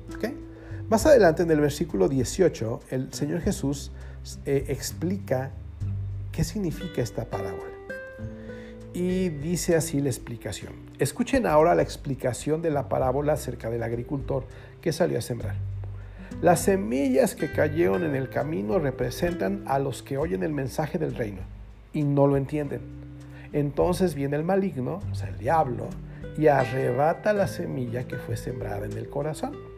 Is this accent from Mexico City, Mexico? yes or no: yes; Mexico City, Mexico; para los que somos chilangos